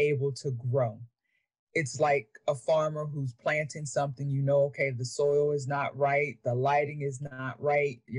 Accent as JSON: {"language": "English", "town": "York", "region": "Pennsylvania", "country": "United States", "tie": "born or raised there", "moved": "as an adult", "said": "growing up in poverty and, you know, born and raised in York, Pennsylvania"}